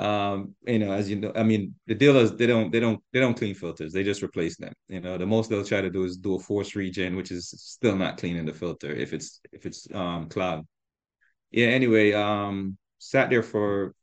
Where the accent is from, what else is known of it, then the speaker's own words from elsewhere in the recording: Long Island, New York, United States; I was the guy from Long Island